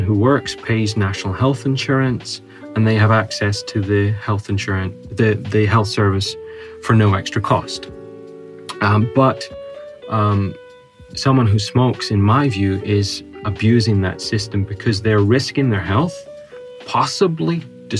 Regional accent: Northern Ireland, United Kingdom; moved away as an adult; I'm Northern Irish

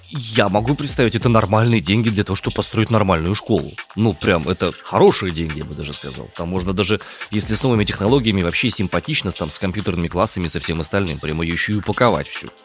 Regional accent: Omsk, Omsk Oblast, Russia; Я из Омска родом.

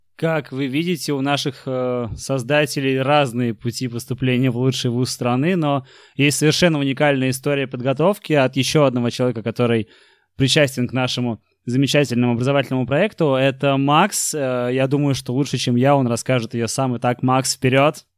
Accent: Saint Petersburg, Russia; я парень из Купчино, из Санкт-Петербурга

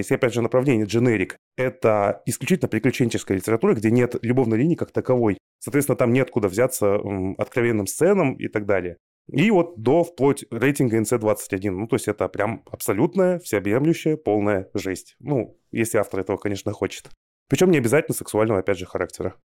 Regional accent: Kazakhstan; Мы сами родом из Казахстана с Аней

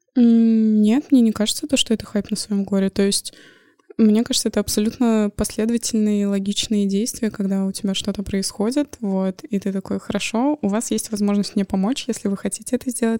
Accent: Moscow, Russia; moved away as an adult; now in Saint Petersburg, Russia; Я человек, который родился в Москве и прожил, соответственно, там всю жизнь

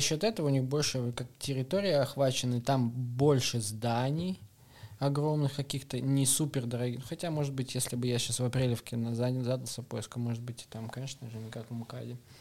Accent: Novosibirsk, Novosibirsk Oblast, Russia; now in Moscow, Russia; Я вообще сибиряк. Я из Новосибирска.

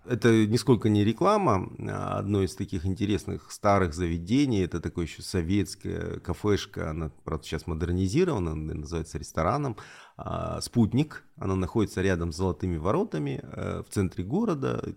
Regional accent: Elista, Kalmykia, Russia; also born or lived in Rostov-on-Don, Russia / Salsky District, Rostov Oblast (ancestry); это моя родина. Я родился, коренной листинец

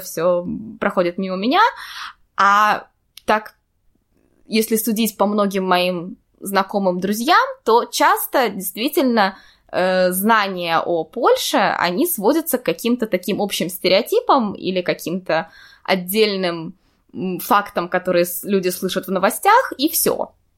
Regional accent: Saint Petersburg, Russia; moved away as an adult; now in Kraków, Poland; я родилась и выросла в Петербурге

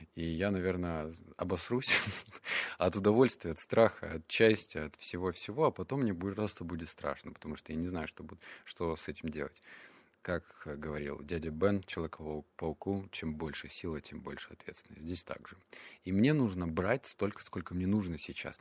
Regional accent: Russia; also born or lived in Barnaul / Novosibirsk; я рос в Барнаул, Новосибирск

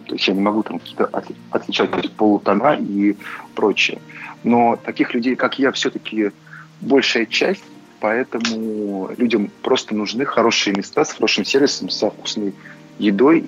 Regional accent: Saint Petersburg, Russia; moved away; тот же самый Питер, хоть это и мой родной город

